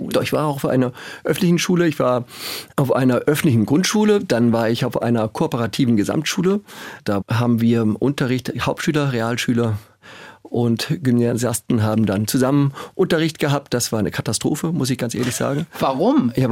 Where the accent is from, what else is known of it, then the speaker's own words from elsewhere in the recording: Schleswig-Holstein, Germany; Also groß geworden in Schleswig-Holstein, da wir seit Jahrhunderten einen Besitz in Schleswig-Holstein haben